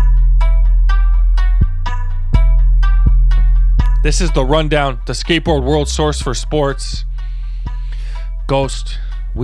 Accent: Toronto, Ontario, Canada; accent: Toronto; our Toronto accents

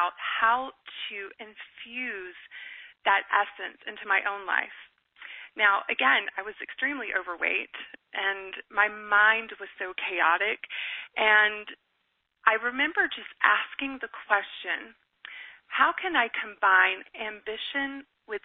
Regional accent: Deep South, United States; I grew up in the Deep South in the Bible Belt

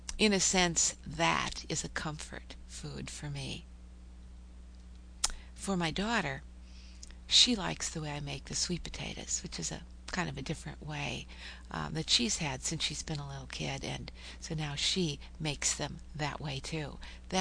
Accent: Minnesota, United States; now in Oklahoma, United States; I'm from Minnesota

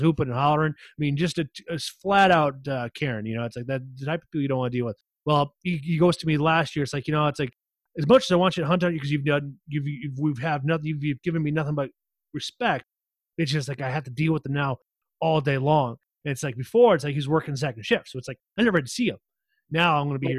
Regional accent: Iowa, United States; now in Minnesota, United States; I grew up in Iowa

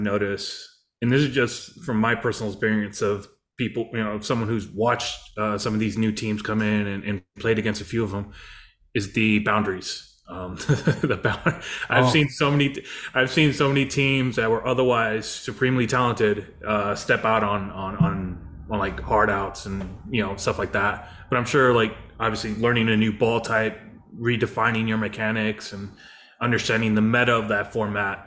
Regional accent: Detroit, Michigan, United States; now in Los Angeles, United States; Detroit's my hometown

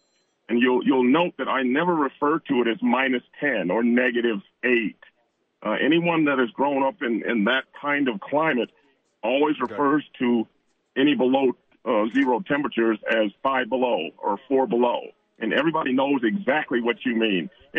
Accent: Chicago, Illinois, United States; now in New Mexico, United States; I am from the Chicagoland area.

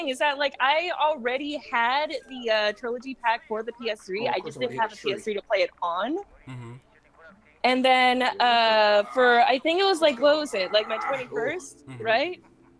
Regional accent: Ireland; I'm also Irish, so like that adds like another layer of like horrible like swears and insults during fighting games.

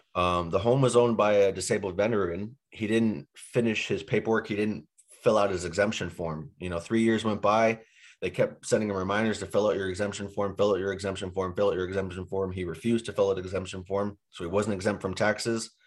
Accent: Boston, Massachusetts, United States; moved away as an adult; also born or lived in Boise, Idaho; now in Phoenix, United States; I grew up in Boston

